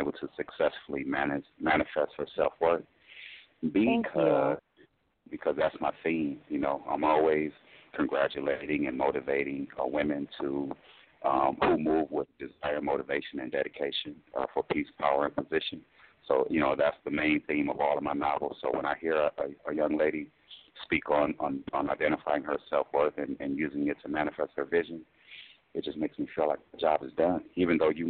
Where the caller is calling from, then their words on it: California, United States; calling from California.